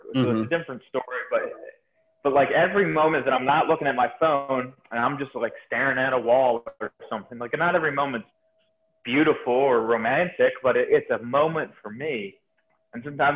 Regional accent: Delaware, United States; I grew up in Delaware

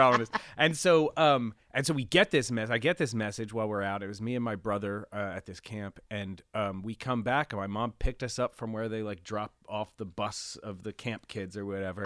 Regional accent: Pennsylvania, United States; also born or lived in Reading, Pennsylvania / Pittsburgh area; I was born in Pennsylvania, um, in Lancaster General Hospital in Pennsylvania

